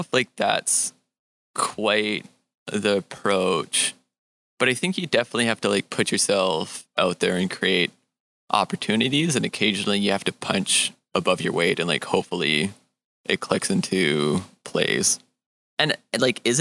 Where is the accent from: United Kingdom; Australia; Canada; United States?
Canada; Edmonton, Alberta; now in Montreal, Canada; I'm originally from Edmonton, Alberta, and I'm a creative who's now living and working in Montreal